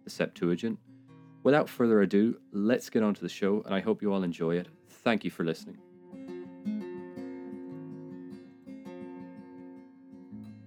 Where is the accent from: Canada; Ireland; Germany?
Ireland; I'm Irish